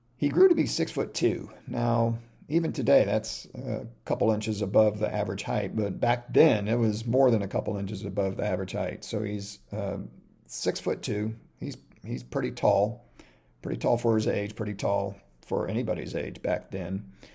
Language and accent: English; Omaha, Nebraska, United States; I was born in Omaha, Nebraska